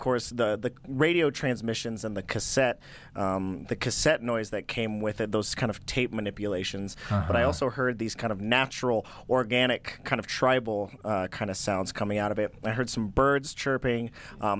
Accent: Durango, Colorado, United States; I'm from Durango, Colorado

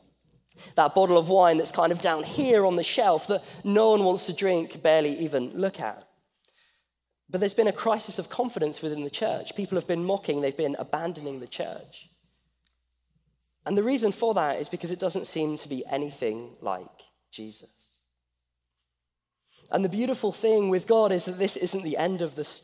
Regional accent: England, United Kingdom; moved away as an adult; now in Pasadena, United States; I'm from England. I'm not from Australia

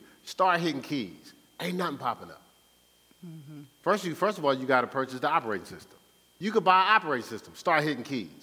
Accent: Newark, New Jersey, United States; I was raised in Newark, New Jersey.

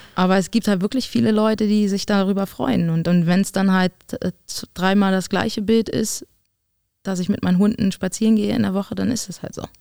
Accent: Berlin, Germany; moved away as an adult; also born or lived in Potsdam; Berlin ist Berlin und wird meine, mein, mein, mein Heim, meine Heimat bleiben

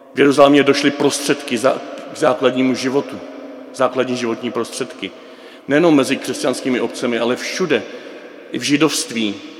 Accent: Moravia, Czechia; u nás na Moravě

